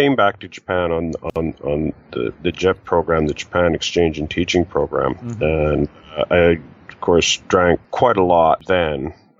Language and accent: English; Canada; Originally, actually, I'm from Canada.